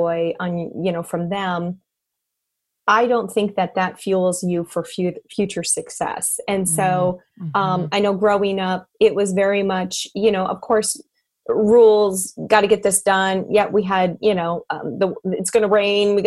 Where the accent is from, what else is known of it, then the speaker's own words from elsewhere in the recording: North Dakota, United States; I grew up in North Dakota